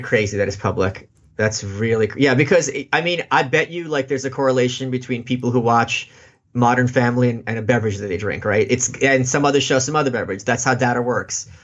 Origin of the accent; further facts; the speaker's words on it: New York City, New York, United States; also born or lived in Russia; I'm from Brooklyn